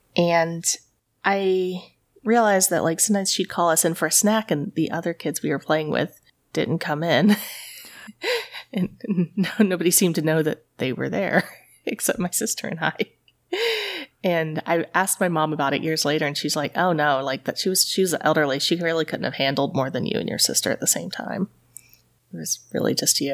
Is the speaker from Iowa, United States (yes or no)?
no; East Tennessee, United States; also born or lived in New Haven, Connecticut; I grew up in East Tennessee